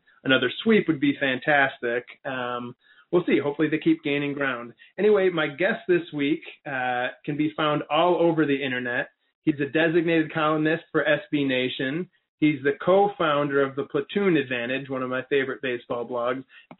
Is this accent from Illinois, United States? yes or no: yes; Chicago, Illinois, United States; growing up in Chicago as an Indians fan, before the internet, before cable, or at least before cable in my home